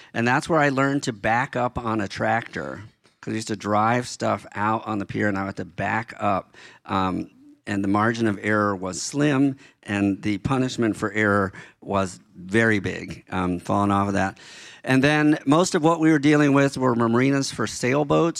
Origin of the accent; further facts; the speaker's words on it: Baltimore, Maryland, United States; moved away; when I was a kid growing up in Baltimore